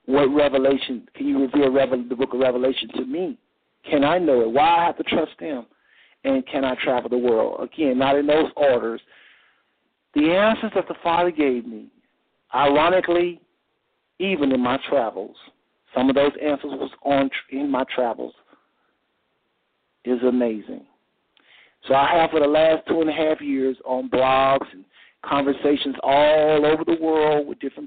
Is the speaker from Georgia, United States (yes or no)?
no; Texas, United States; now in Ohio, United States; I live in Ohio. I'm from Texas